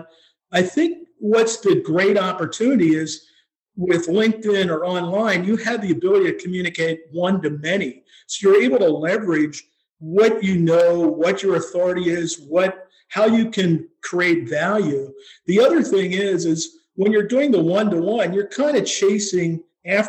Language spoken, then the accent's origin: English; Pennsylvania, United States; moved away as an adult; also born or lived in Colorado; I grew up here in Pennsylvania, but spent a lot of my time, my professional career, out in Colorado